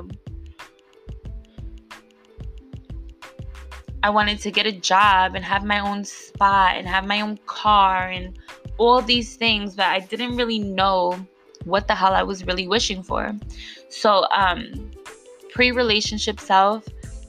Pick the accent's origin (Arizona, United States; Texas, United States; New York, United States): New York, United States; if you grew up where I grew up in New York